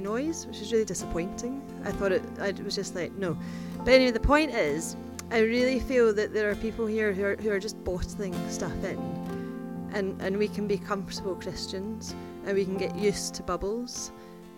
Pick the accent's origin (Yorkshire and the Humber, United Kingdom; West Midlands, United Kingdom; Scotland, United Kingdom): Scotland, United Kingdom; I'm Scottish